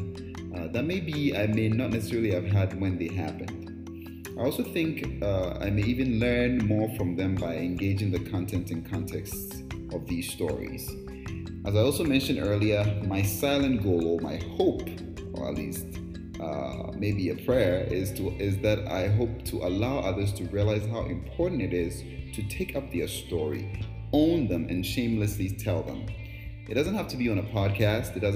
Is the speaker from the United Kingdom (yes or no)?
no; Ghana; moved away; also born or lived in Brooklyn; I was born and raised in Ghana